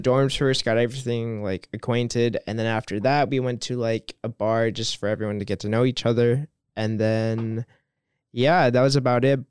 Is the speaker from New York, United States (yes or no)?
no; Los Angeles, California, United States; moved away as an adult; now in Stuttgart, Germany; I'm twenty-one years old, and I'm an exchange student from Los Angeles